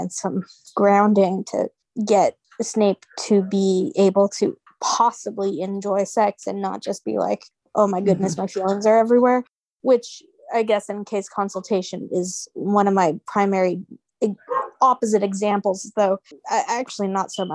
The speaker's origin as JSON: {"language": "English", "country": "United States", "said": "I think we're all American here, or, you know, USA."}